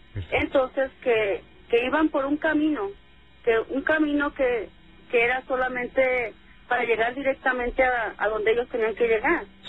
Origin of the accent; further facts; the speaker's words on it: Mexicali, Baja California, Mexico; moved away; nosotros somos de Mexicali